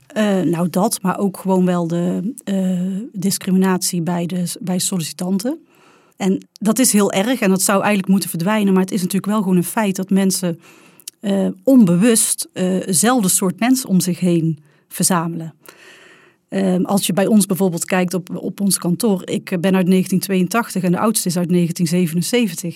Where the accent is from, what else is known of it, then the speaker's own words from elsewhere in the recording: North Brabant, Netherlands; accent: Brabants; mijn prachtige Brabants accent